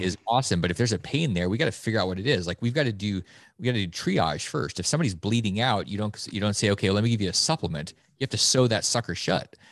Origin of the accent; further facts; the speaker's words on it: Alaska, United States; moved away; Growing up in Alaska